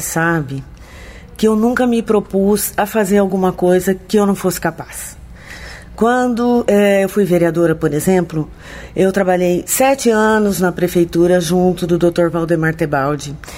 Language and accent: Portuguese; Americana, São Paulo, Brazil; eu sou nascida em Americana, nasci no bairro Cordenunce, aqui vivi todo esse tempo